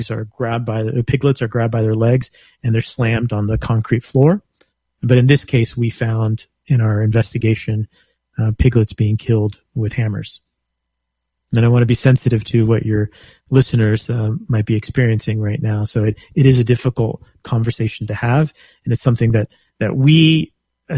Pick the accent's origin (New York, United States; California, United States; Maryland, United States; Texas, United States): Texas, United States; I'm from Texas. I was born and raised in Texas